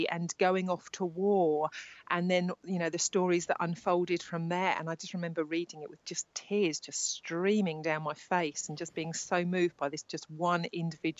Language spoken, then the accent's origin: English; Worthing, South East England, United Kingdom; I live in Worthing in West Sussex. I live down here. This is my hometown where I'm born and bred